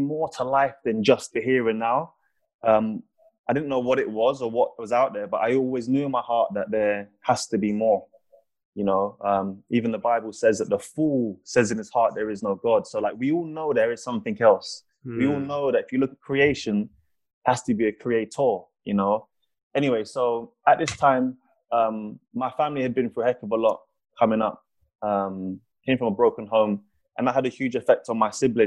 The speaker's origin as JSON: {"language": "English", "region": "London", "country": "United Kingdom", "tie": "born or raised there", "said": "I grew up in South London, 5 people were shot on my road in 1 year"}